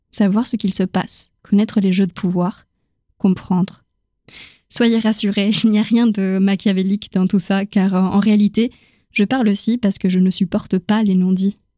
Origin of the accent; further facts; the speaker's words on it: Chile; accent: Chilean; first language Spanish; French is a second language; lorsqu'on me dit que j'ai perdu mon accent chilien quand je parle espagnol, ma langue maternelle, ça me questionne tout autant que quand quelqu'un complimente mon français.